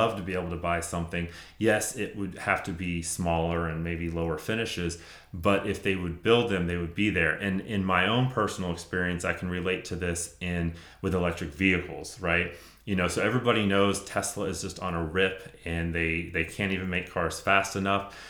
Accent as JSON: {"language": "English", "area": "Gwinnett County", "region": "Georgia", "country": "United States", "tie": "born or raised there", "said": "I grew up in Gwinnett."}